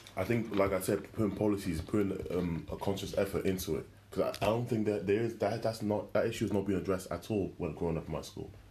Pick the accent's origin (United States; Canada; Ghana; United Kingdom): United Kingdom; Wales; I grew up in Wales